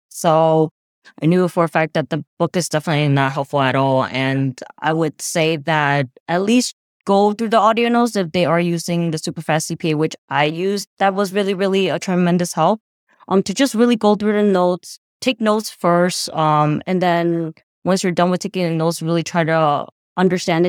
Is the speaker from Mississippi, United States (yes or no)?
no; New Jersey, United States; I'm from New Jersey